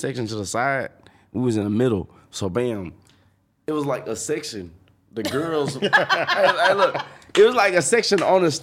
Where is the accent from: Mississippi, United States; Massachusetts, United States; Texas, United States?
Mississippi, United States; moved away; But I was born in Mississippi. So, I grew up in Mississippi.